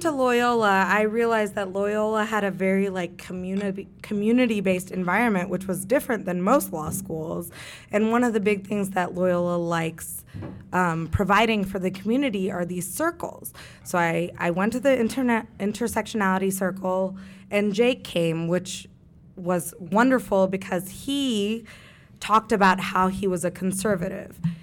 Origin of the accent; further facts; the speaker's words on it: Kentucky, United States; I grew up in Kentucky